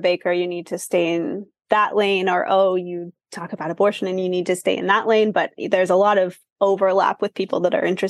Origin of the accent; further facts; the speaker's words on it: Kansas City, Kansas, United States; I'm from Kansas City